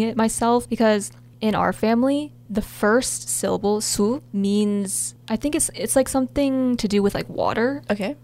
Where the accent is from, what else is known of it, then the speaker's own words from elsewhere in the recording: United States; first language Korean; I was born and raised here in the US